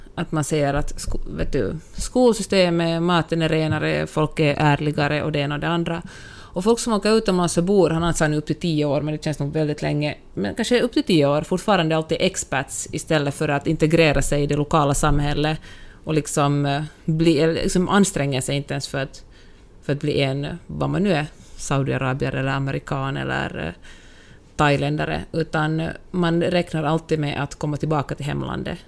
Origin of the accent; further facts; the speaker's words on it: Finland; now in United States; jag är finlandssvensk, för att jag ändå är liksom en, minoritet i mitt eget land